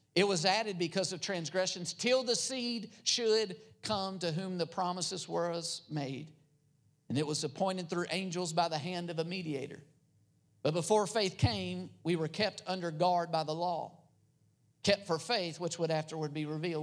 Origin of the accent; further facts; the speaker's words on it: United States; also born or lived in Philippines; I grew up in America